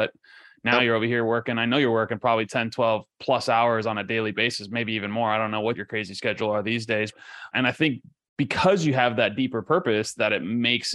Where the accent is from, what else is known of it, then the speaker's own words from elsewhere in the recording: Ecuador; now in United States; I grew up in Ecuador, right? So and I grew up in a third world country.